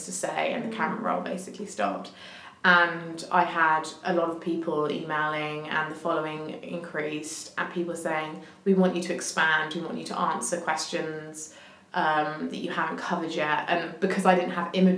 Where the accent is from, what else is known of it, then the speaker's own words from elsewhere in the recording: Hampshire, South East England, United Kingdom; I grew up in Hampshire